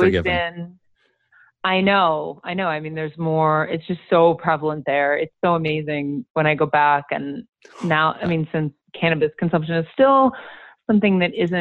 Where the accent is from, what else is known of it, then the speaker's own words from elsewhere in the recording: Milwaukee, Wisconsin, United States; moved away; also born or lived in Madison, Wisconsin; I was born and raised in Milwaukee, Wisconsin